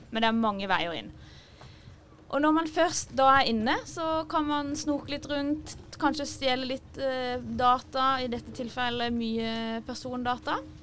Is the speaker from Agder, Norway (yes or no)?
yes; Kristiansand, Agder, Norway; moved away as an adult; also born or lived in Trondheim; now in Oslo, Norway; jeg er fra Kristiansand, som dere kanskje hører